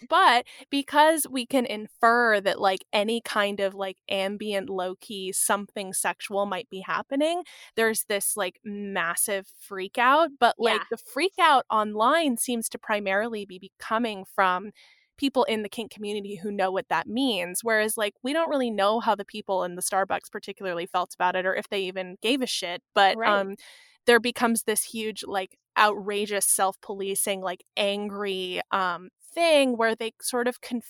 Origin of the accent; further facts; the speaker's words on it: California, United States; I was recalling, I grew up outside of San Francisco.